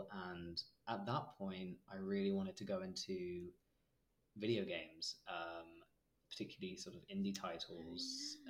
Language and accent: English; Cambridge, East of England, United Kingdom; moved away as an adult; now in Leeds, United Kingdom; I grew up in Cambridge, sort of moved around quite a lot.